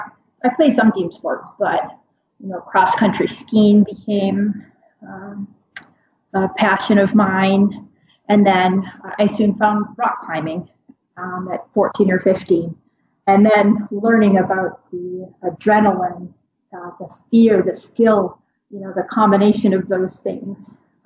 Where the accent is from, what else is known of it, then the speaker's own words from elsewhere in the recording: Minnesota, United States; So I grew up in Minnesota, like, as I said, so I'm pretty used to the kind of constant seasons, and that's very much, it's very much the opposite up there.